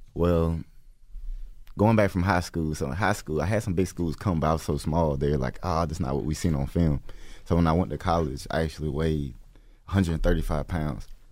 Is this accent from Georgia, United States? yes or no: yes; Atlanta, Georgia, United States; Atlanta, Georgia